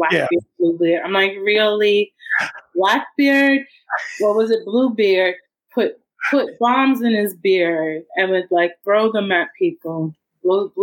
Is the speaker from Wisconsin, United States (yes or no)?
no; New York, United States; I'm a New Yorker